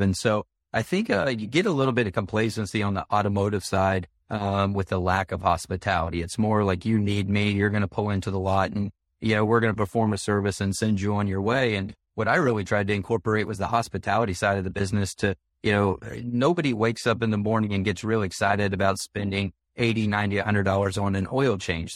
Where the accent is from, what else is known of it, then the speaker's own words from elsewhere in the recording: South Carolina, United States; my home state of South Carolina